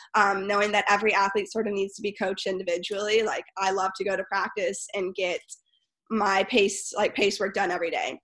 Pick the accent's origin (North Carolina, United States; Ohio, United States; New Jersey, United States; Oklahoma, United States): North Carolina, United States; Winston-Salem; moved away as an adult; also born or lived in Charlotte, North Carolina; now in San Diego, United States; I grew up in Winston Salem, um, North Carolina, and then I moved to Charlotte, North Carolina, when I was 14